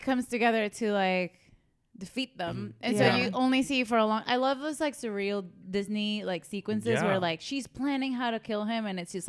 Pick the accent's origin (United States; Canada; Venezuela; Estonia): Venezuela; moved away; So I am from Venezuela and my country is insane. So I come from a violent place. I come from a violent place